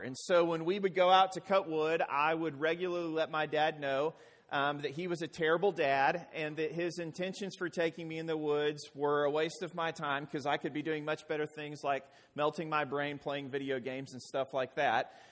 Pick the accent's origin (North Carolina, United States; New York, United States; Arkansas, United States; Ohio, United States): Arkansas, United States; I hail from Arkansas